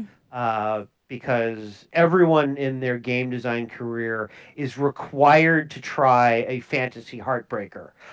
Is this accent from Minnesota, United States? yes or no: yes; Minnesota, United States; I'm from Minnesota